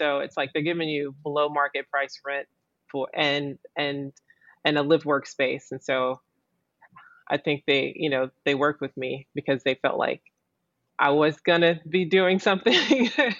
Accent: Southern United States, United States; that kind of self-awareness that, you know, I felt like I grew up with in the South

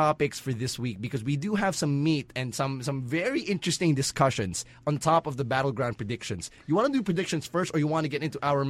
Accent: Philippines; We're Filipino.

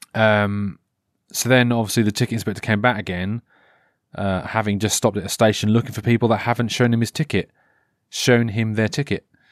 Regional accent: Norfolk, East of England, United Kingdom; I'm from Norfolk

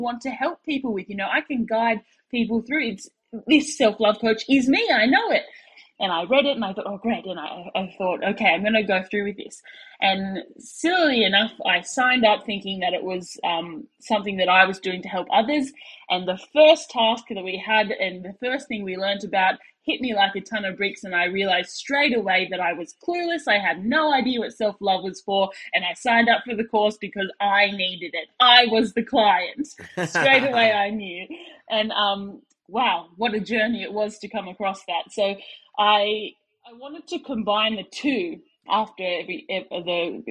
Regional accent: Sydney, New South Wales, Australia; moved away as an adult; now in Perth, Australia; that's where I'm from Sydney, Australia, but I live in Western Australia over in Perth there

